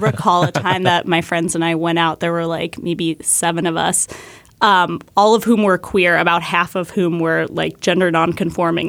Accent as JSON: {"language": "English", "region": "New Hampshire", "country": "United States", "tie": "born or raised there", "said": "I grew up in New Hampshire"}